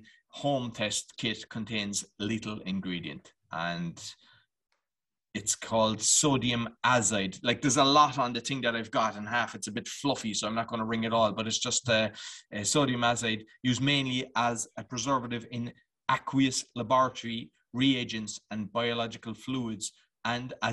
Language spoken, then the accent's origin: English; Ireland; I'm Irish